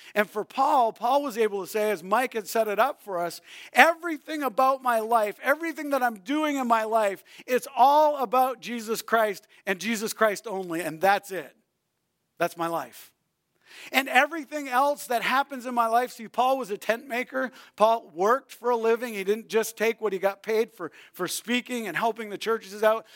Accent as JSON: {"language": "English", "region": "New Brunswick", "country": "Canada", "tie": "born or raised there", "said": "I grew up in New Brunswick, Canada."}